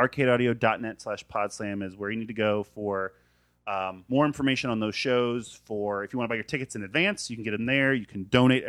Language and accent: English; Florida, United States; I'm from Florida.